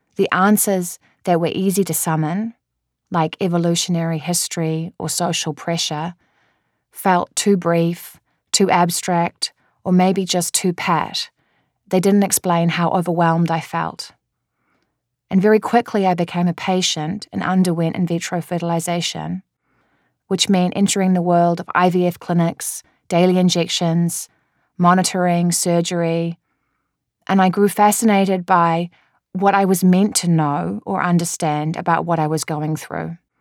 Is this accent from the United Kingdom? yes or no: no; New Zealand; moved away; I'm a New Zealander